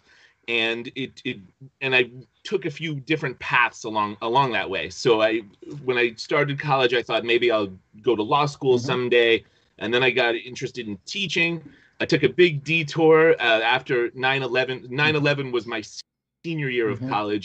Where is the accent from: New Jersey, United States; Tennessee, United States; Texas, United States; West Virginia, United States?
New Jersey, United States; I grew up in New Jersey. I grew up in a suburb probably about 20, 25 miles west of New York City